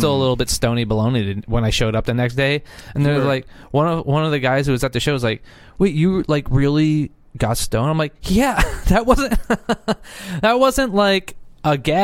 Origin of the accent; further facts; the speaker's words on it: Philadelphia, Pennsylvania, United States; my hometown.